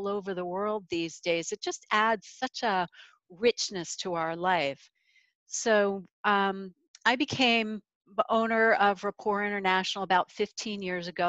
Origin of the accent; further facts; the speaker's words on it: United States; as an American